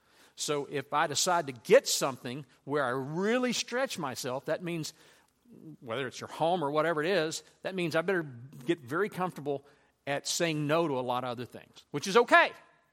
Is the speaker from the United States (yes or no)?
yes; Louisiana, United States; I grew up in Louisiana. I had a horse named Frank.